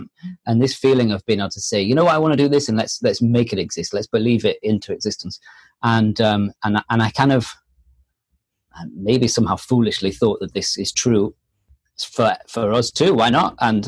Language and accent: English; France; moved away; We came from France and, you know, we came here on a whim.